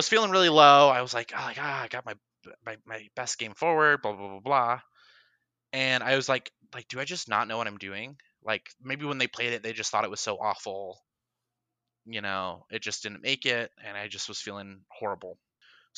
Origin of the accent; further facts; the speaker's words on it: Reno, Nevada, United States; moved away; in Reno, which is actually my hometown